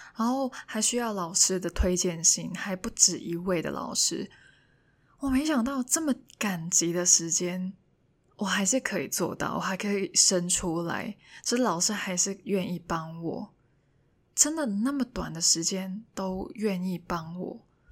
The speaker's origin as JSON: {"language": "Chinese", "country": "Hong Kong", "first_language": "Cantonese", "second_language": "Chinese", "moved": "as an adult", "lives_now": "Taiwan", "said": "因为我是香港人嘛"}